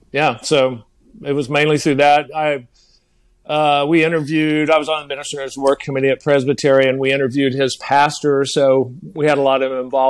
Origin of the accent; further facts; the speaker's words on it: Amarillo, Texas, United States; moved away as an adult; also born or lived in Jacksonville, Florida; now in Orlando, United States; Originally from Amarillo, Texas, which is in the northern panhandle of Texas